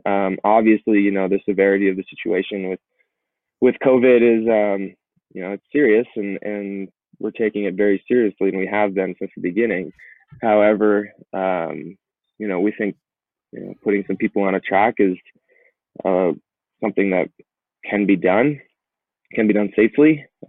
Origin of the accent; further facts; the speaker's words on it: Colorado, United States; Kind of living and growing up in Colorado, seeing a lot of attempts but coming up short.